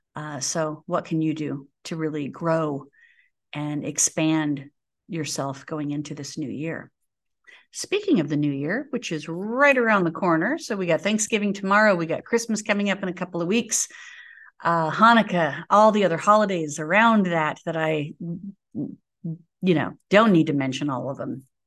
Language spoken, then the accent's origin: English; United States; as an American